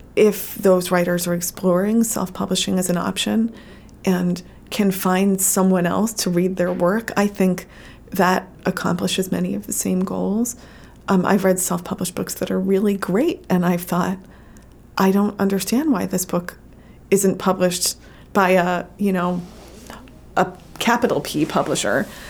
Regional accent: New Jersey, United States; I grew up in New Jersey

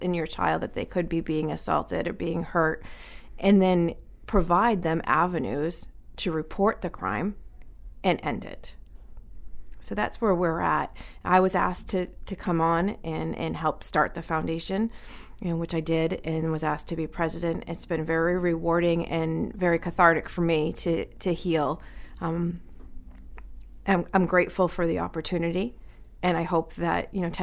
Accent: Manchester, New Hampshire, United States; moved away as an adult; now in Biddeford, United States; I was raised in Manchester, New Hampshire

